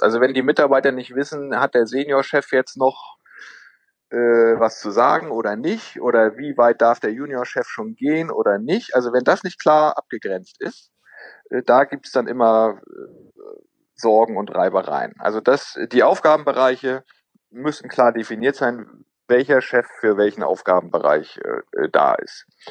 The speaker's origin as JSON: {"language": "German", "region": "Northern Germany", "country": "Germany", "also_born_or_lived": "Tübingen", "moved": "as an adult", "lives_now": "Schwerin, Germany", "said": "wir kommen ja beide aus dem Norden"}